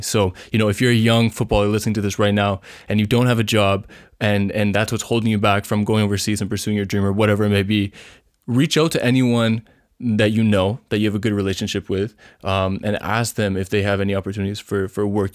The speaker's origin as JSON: {"language": "English", "country": "Canada", "also_born_or_lived": "Vancouver", "said": "I'm from Canada"}